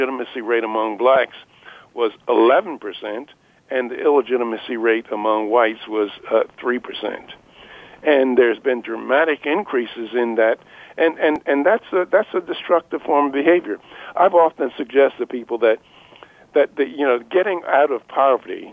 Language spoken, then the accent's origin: English; Philadelphia, Pennsylvania, United States; When I was a kid, I grew up in North Philadelphia, in the slums of North Philadelphia, and I'm 82 years old.